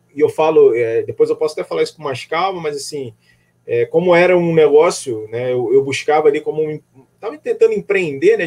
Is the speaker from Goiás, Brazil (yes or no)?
no; Rio de Janeiro, Brazil; also born or lived in Northeast Brazil; now in Niterói, Brazil; Sou do Rio de Janeiro, mas morei um tempo no Nordeste